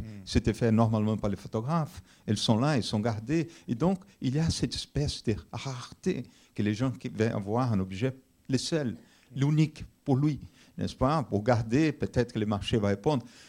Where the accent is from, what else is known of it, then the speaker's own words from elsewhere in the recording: Brazil; now in France; je suis brésilien d'origine brésilienne